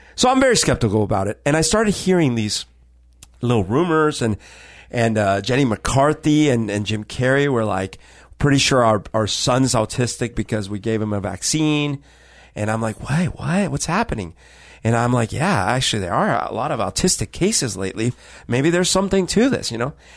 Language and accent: English; Colombia; now in Seattle, United States; when I was growing up in Colombia